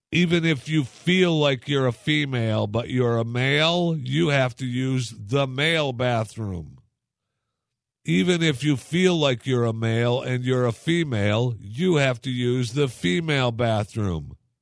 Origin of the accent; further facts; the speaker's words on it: Michigan, United States; my hometown in Michigan